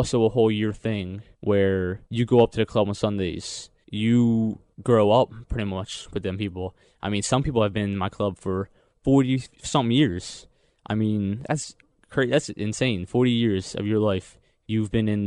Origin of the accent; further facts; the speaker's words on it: Philadelphia, Pennsylvania, United States; I grew up in Northeast Philadelphia for the first 6 years of my life. I moved to South Philadelphia in second grade, I was 7 years old